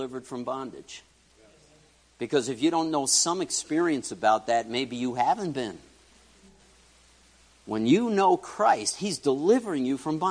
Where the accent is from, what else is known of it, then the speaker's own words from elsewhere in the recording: New York City, New York, United States; I grew up in New York City.